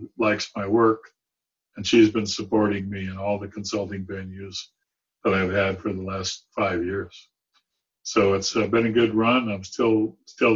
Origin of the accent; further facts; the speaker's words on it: San Diego, California, United States; I grew up in San Diego, but I had a zoo there that was pretty spectacular